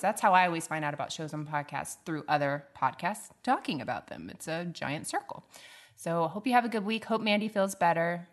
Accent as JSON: {"language": "English", "region": "the South", "country": "United States", "accent": "Southern", "said": "my Southern accent's not coming out too much"}